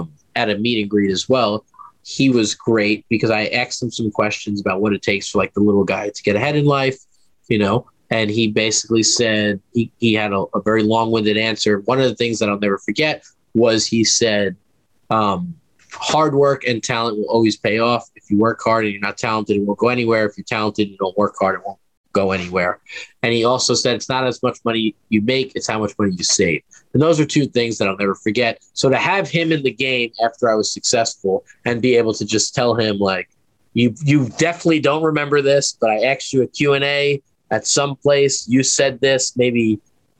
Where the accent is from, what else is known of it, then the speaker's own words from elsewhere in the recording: New York City, New York, United States; I grew up in Queens, New York